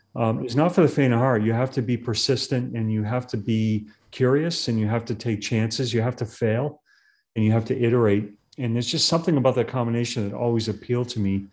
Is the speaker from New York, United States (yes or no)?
no; Massachusetts, United States; now in California, United States; I grew up in Massachusetts